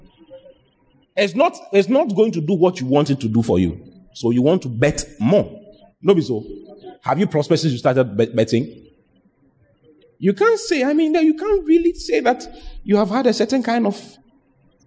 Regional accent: Ghana; The lottery in Ghana started from my hometown

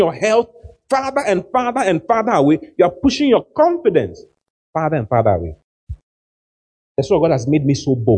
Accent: Ghana; We are from Ghana

